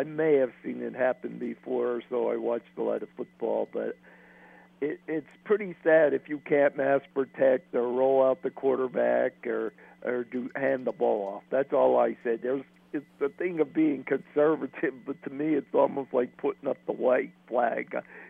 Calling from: Pennsylvania, United States; Hey, … in PA.

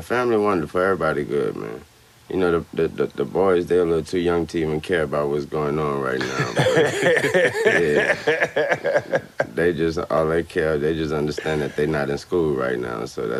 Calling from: Miami, Florida, United States; I'm broadcasting live from Miami, man.

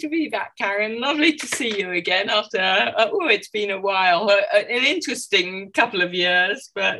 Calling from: London, United Kingdom; I'm calling from London, England, as you can probably tell by my accent.

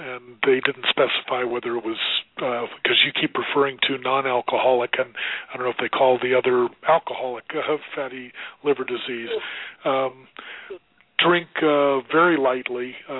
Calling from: Colorado, United States; … from Colorado.

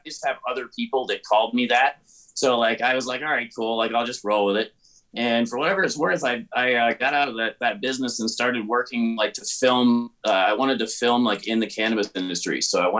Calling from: Aurora, Colorado, United States; I'm calling you guys from, I actually just got my condo here in Aurora, Colorado.

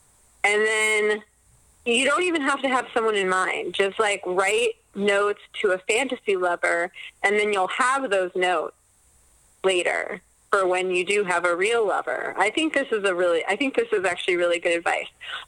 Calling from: Los Angeles, California, United States; I'm calling from Los Angeles.

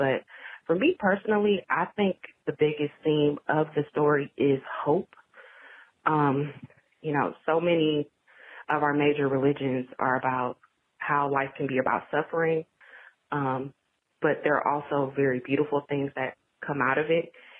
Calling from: Atlanta, Georgia, United States; I'm calling from Atlanta, Georgia.

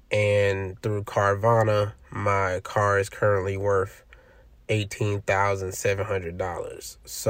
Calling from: Los Angeles, California, United States; Hello, Matt and Joel. … I'm calling from Los Angeles, California.

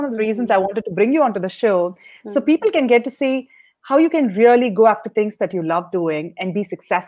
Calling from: Washington, District of Columbia, United States; I'm calling from Washington, D.C.

